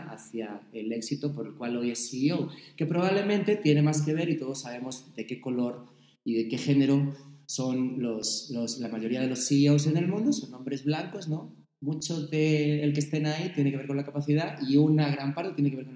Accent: Mexico; Ah, pues yo de México.

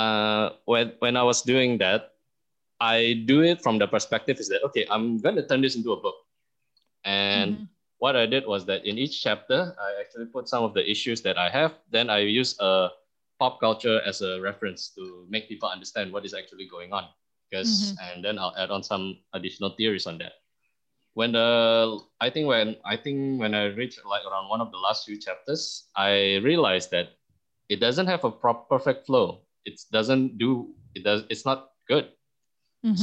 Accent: Singapore; moved away as an adult; now in Indonesia; I grew up in Singapore for over two decades, and I came back to Indonesia

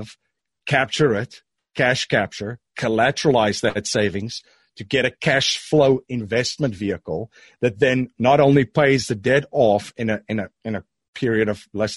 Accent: South Africa; moved away; I am originally from South Africa

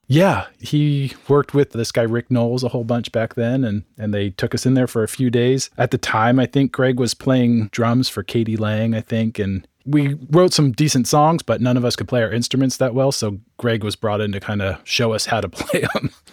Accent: San Francisco Bay Area, California, United States; also born or lived in Marin County / Sonoma County; I grew up in San Francisco Bay Area. I was born in San Francisco, one of the few natives, and grew up in Marin and Sonoma County.

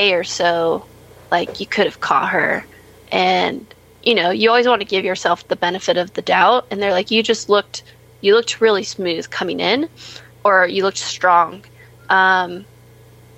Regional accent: United States; being an American

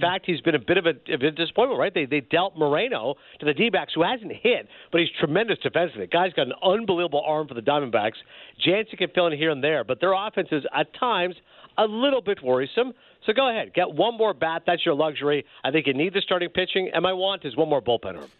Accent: Canada; moved away as an adult; now in United States; I'm Canadian, but I'm working in America

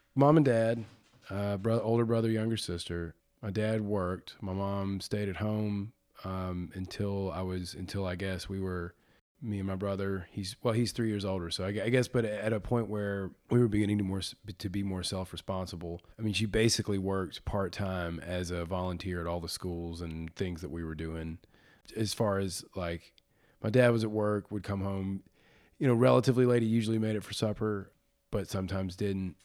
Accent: Birmingham, Alabama, United States; I was born and raised, born at Saint Vincent's Hospital on the south side of Birmingham

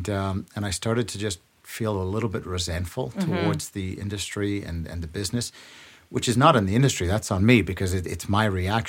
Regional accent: Canada; it's still tough to get into those rooms as a Canadian.

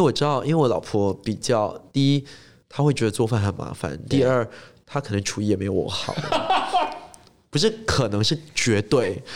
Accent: Singapore; first language English; Chinese is a second language; moved away as an adult; now in London, United Kingdom; 因为我是新加坡就是城市长大的嘛

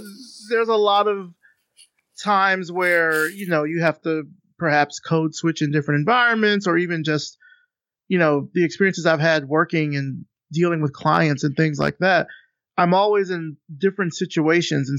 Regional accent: Selma, Alabama, United States; I'm from the South. I'm from Selma, Alabama.

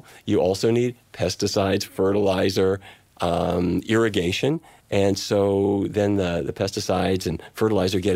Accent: Fargo, North Dakota, United States; moved away; my family, I come from the Midwest. My dad was in the cattle business, and his dad and his dad and his dad, and I drove cattle myself to East St. Louis to slaughter

